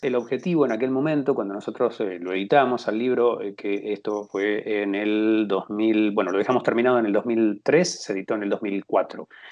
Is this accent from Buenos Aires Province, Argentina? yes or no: yes; Tres Arroyos, Buenos Aires Province, Argentina; nací en Tres Arroyos, efectivamente, viví toda la vida acá